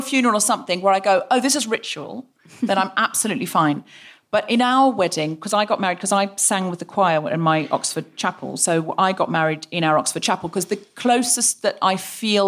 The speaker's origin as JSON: {"language": "English", "country": "Australia", "tie": "born or raised there", "moved": "yes", "lives_now": "London, United Kingdom", "said": "I'm from Australia, my whole childhood was basically praying in the bush"}